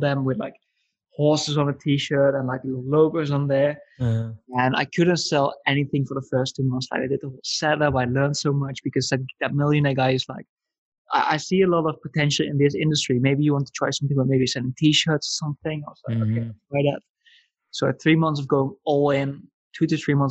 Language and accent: English; Netherlands; moved away as an adult; also born or lived in Italy / Budapest; I come from the Netherlands